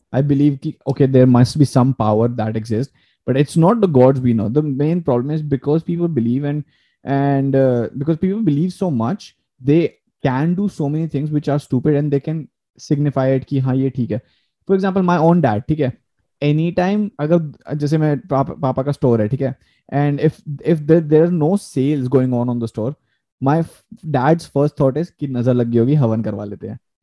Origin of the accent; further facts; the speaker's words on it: India; accent: Indian; now in Canada; मैं अपना accent Indian रखता हूँ अगर मैं दूसरे लोगों से बात कर रहा हूँ तो मेरा एक्सेंट इंडियन ही रहता है